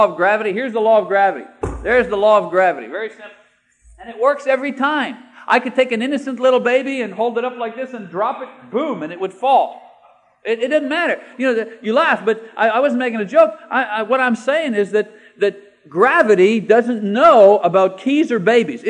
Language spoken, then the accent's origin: English; Canada; moved away as an adult; now in United States; I'm a Canadian citizen